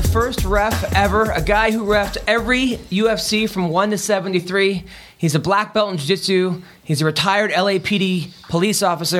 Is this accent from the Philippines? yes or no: yes; Philippines; Oh, I'm Filipino.